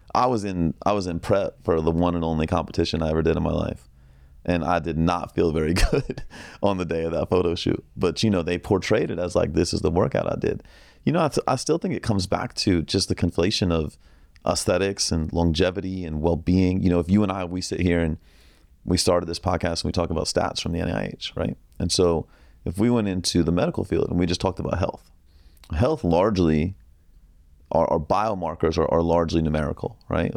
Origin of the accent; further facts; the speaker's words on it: Northern Virginia, United States; I grew up in Northern Virginia